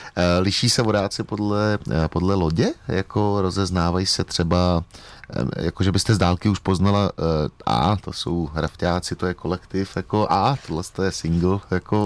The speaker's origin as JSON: {"language": "Czech", "region": "Bohemia", "country": "Czechia", "said": "u nás v Čechách"}